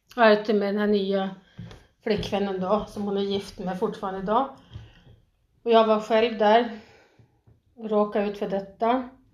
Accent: Sweden; moved away as an adult; also born or lived in Thailand; jag var svensk

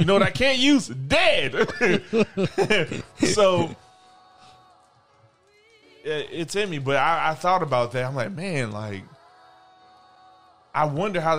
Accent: Jamaica; I'm Jamaican.

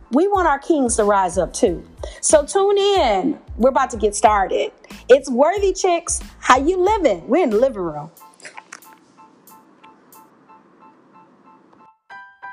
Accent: Detroit, Michigan, United States; Detroit, my hometown

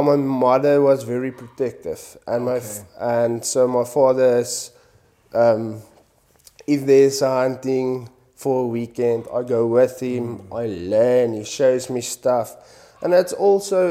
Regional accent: Kimberley, Northern Cape, South Africa; now in Cape Town, South Africa; come from Kimberley, the Northern Cape. I grew up there

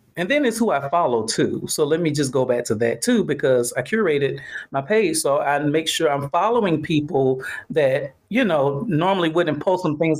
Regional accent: Atlanta, Georgia, United States; I'm from Atlanta

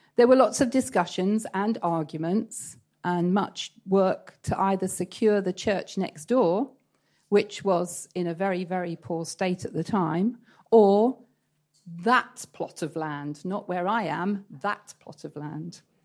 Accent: East Anglia, East of England, United Kingdom; moved away as an adult; now in Antalya, Turkey; I come from East Anglia, where they have big medieval

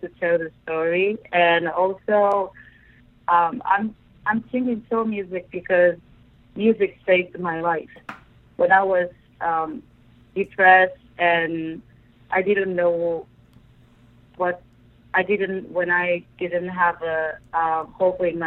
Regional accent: Japan; English is a second language; I grew up in Japan, and English is my second language

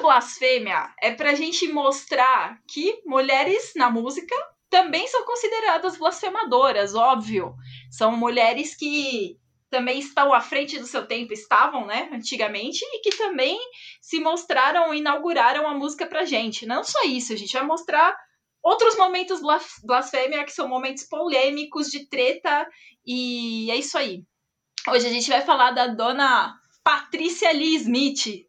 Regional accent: São Paulo, Brazil; Sou de São Paulo

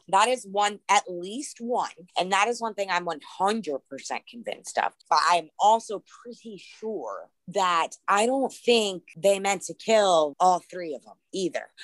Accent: Lake Mack, Florida, United States; growing up in Lake Mack, Florida

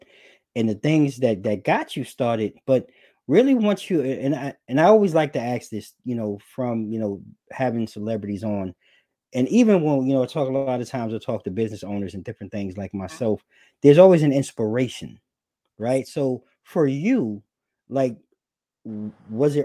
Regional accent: New York, United States; growing up in New York

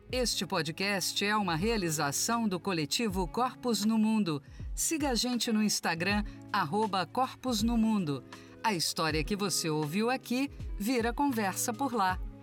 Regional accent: Brazil; now in Portugal; sou brasileiro

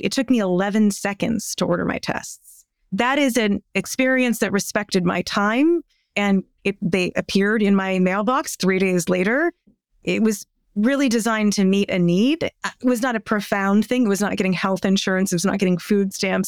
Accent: United States

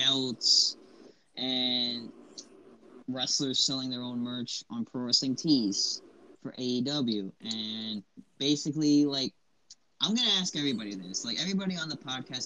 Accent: Long Island, New York, United States; my hometown of New York City, well, Long Island

